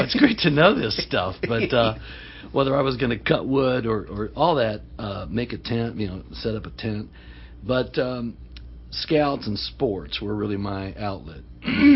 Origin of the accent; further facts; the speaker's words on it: Alexandria, Virginia, United States; I grew up in Northern Virginia.